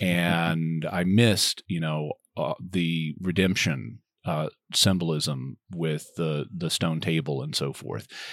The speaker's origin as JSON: {"language": "English", "region": "Arkansas", "country": "United States", "tie": "born or raised there", "also_born_or_lived": "Texas", "moved": "yes", "lives_now": "San Diego, United States", "said": "I grew up in Arkansas"}